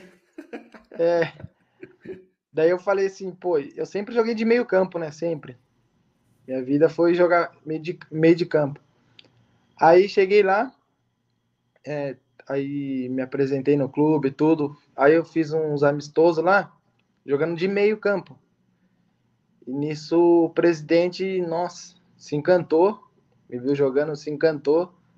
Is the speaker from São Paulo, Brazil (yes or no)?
yes; Bragança Paulista, São Paulo, Brazil; moved away as an adult; now in Nicaragua; Eu sou de Bragança Paulista, São Paulo